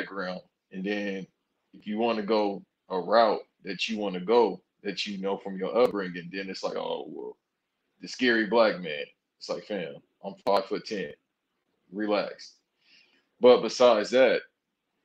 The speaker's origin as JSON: {"language": "English", "town": "Los Angeles", "region": "California", "country": "United States", "said": "I'm from South Central LA."}